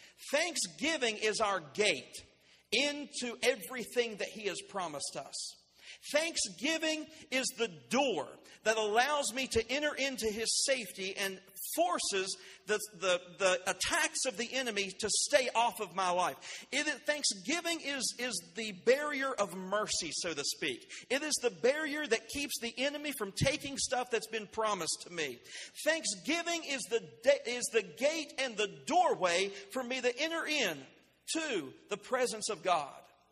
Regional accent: Winfield, West Virginia, United States; I came here from Winfield, West Virginia. I passed through Winfield. I came through Taze Valley.

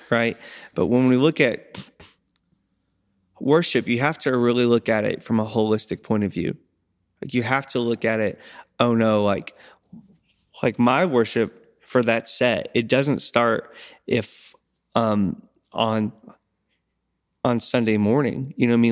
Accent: United States; I'm from Crawford County

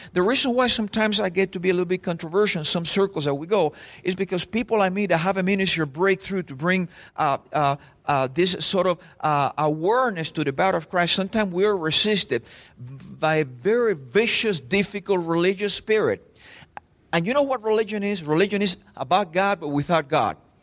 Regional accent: Spain; English is a second language; also born or lived in Cuba / Texas; now in Miami, United States; I was from Spain

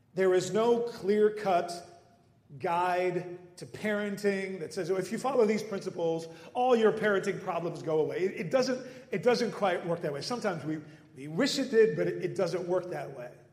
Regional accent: Netherlands; moved away; growing up in the Netherlands

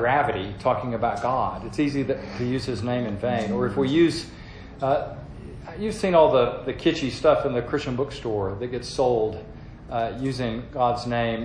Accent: the South, United States; as a Southerner

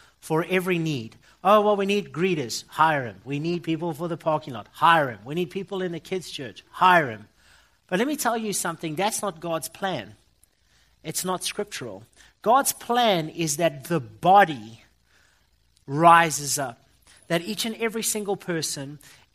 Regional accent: Johannesburg, Gauteng, South Africa; I come from South Africa

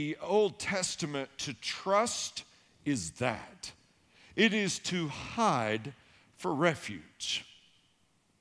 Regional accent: Tennessee, United States; I grew up in Tennessee, and I lived way back in the woods.

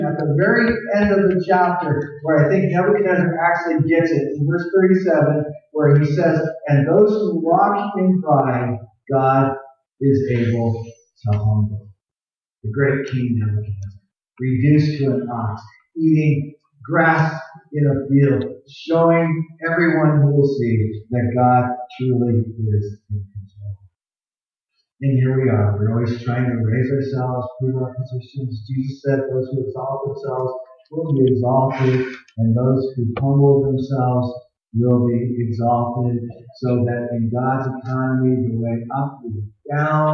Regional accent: Tucson, Arizona, United States; I grew up in Tucson, Arizona, the land of cactus and scorpions.

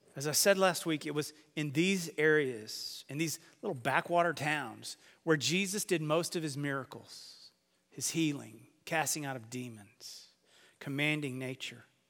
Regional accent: Dalhart, Texas, United States; I grew up in Dalhart, Texas, which is near nothing

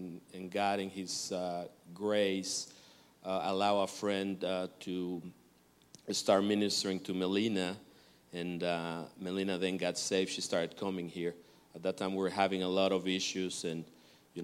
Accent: Mexico; moved away as an adult; now in United States; we're originally from Mexico, and we got here 22, 23 years ago

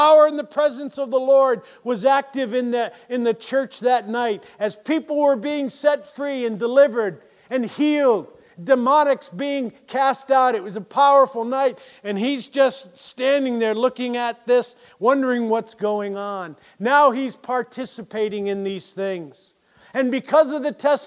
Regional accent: Springfield, Massachusetts, United States; I grew up right here in Springfield

